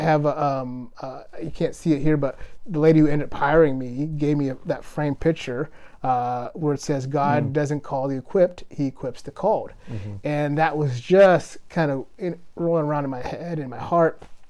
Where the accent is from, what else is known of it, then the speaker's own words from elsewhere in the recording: Kenya; I am Kenyan, but I literally don't run like a Kenyan.